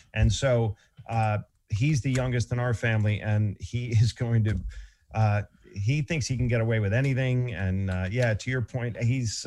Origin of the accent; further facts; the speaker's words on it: Boston, Massachusetts, United States; I come from Boston